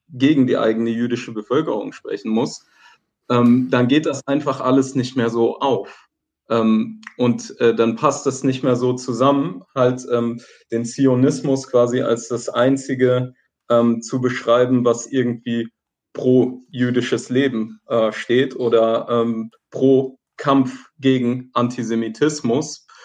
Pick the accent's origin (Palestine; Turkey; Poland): Palestine; now in Germany; Was machen wir vielleicht als ähm, Palästinenser in, in ähm, Deutschland, ja, dagegen